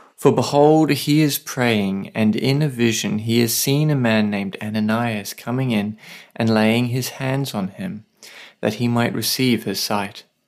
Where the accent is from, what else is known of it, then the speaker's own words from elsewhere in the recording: Australia; now in Saipan, Northern Mariana Islands; I'm an Aussie writer and pastor living with my wife on a tiny island called Saipan